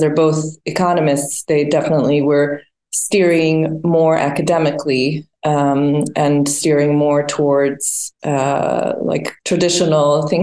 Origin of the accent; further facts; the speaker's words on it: Sarajevo, Bosnia & Herzegovina; also born or lived in Switzerland; now in Sweden; I was born in Sarajevo, Bosnia and Herzegovina, which was part of Yugoslavia at the time